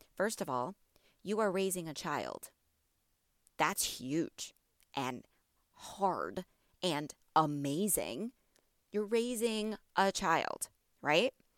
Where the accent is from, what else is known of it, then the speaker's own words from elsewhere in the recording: border of Illinois and Wisconsin, Midwest, United States; moved away as an adult; now in Houston, United States; I'm from the Midwest. Okay, I am from the border of Illinois and Wisconsin